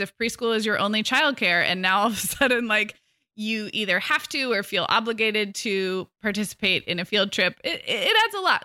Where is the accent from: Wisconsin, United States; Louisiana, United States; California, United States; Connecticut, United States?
California, United States; Santa Barbara; growing up in Santa Barbara, where I grew up and where I'm also raising my kids